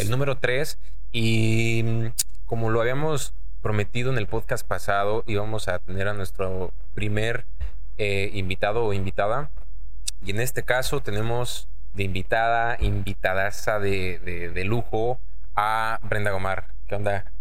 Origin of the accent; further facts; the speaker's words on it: Mexico City, Mexico; now in Monterrey, Mexico; yo soy chilango